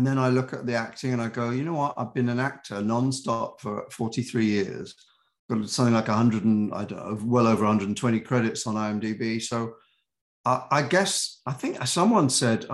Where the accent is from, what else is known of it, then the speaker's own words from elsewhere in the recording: United Kingdom; accent: British; also born or lived in New York; now in United States; I've been here for 40 something years and I still have my accent. I still am very British in my heart